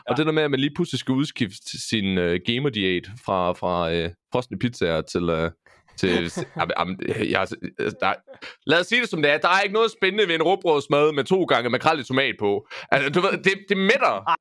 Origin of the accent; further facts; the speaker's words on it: Esbjerg, Southern Denmark, Denmark; now in Nørre Åby, Denmark; jeg er jo født opvokset i Esbjerg, så jeg, så jeg er jyde by heart